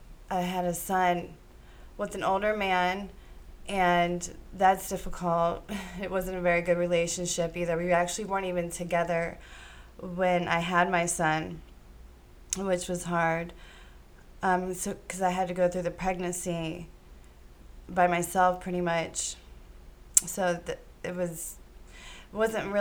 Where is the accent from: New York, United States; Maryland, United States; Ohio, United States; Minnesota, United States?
Ohio, United States; Green; I was born in Green, Ohio